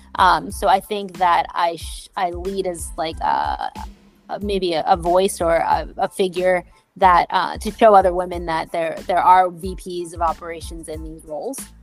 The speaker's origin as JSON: {"language": "English", "town": "New York City", "region": "New York", "country": "United States", "tie": "born or raised there", "said": "I grew up in Brooklyn"}